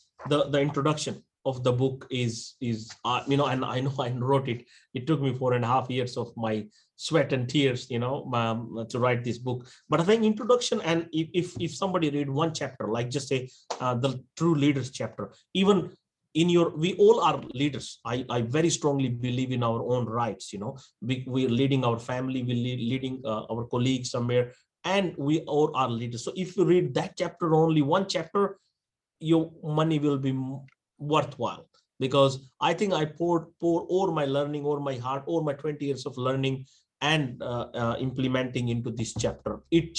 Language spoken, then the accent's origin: English; Australia; I'm Australian, like a fully, you know, 100%.